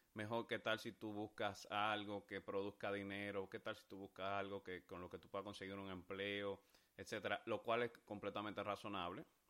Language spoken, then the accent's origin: Spanish; Dominican Republic; mi país, República Dominicana